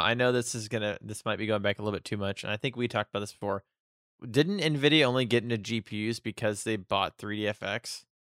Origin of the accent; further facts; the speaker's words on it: United States; I'm American